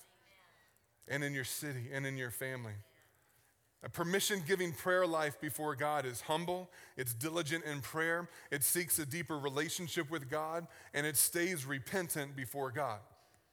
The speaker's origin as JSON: {"language": "English", "town": "Richmond", "region": "Virginia", "country": "United States", "tie": "born or raised there", "moved": "yes", "said": "I grew up in Richmond, Virginia on the East Coast."}